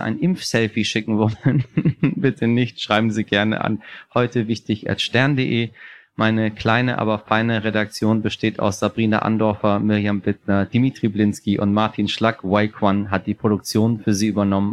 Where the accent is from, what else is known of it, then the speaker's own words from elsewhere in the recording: Tehran, Tehran Province, Iran; moved away; ich habe alle meine Impfungen in meiner Kindheit in Teheran in den Hintern bekommen